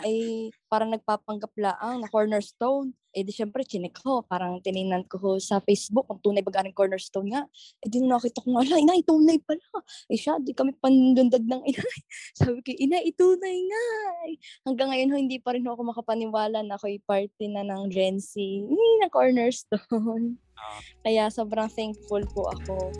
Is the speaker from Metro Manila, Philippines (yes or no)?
no; Batangas, Calabarzon, Philippines; accent: Batangueño; yung natural way ko ng pagsasalita, yung Batanggenya